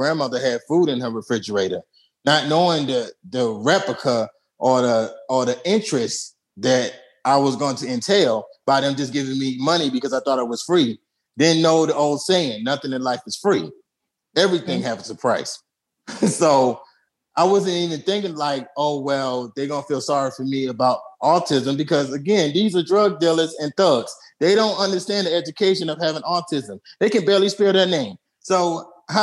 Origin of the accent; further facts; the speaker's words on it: New York City, New York, United States; Brooklyn, I'm from Atlantic and Rockaway and Blakes and Lennon. That means that's from the projects